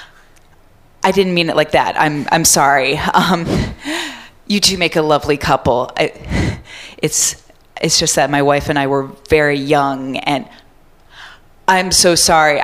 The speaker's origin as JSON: {"language": "English", "region": "Michigan", "country": "United States", "moved": "yes", "lives_now": "Chicago, United States", "said": "originally Michigan"}